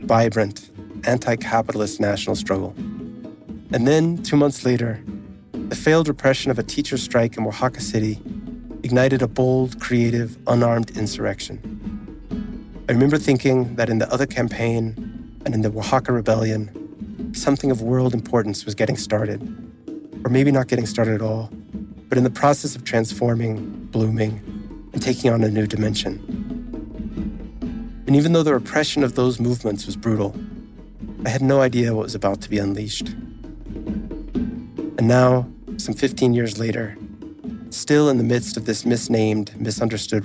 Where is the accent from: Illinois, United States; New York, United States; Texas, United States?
Texas, United States; I grew up in Texas